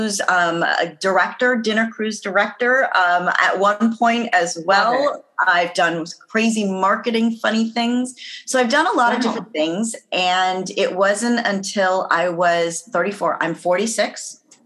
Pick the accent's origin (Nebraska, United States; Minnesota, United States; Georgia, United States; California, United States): California, United States; Los Angeles; also born or lived in Atlanta; I'm from Los Angeles, California